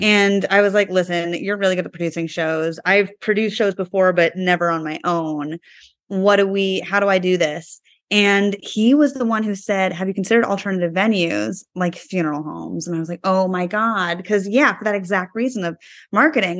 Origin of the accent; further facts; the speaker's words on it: East Coast, United States; moved away; I was growing up on the East Coast back in high school.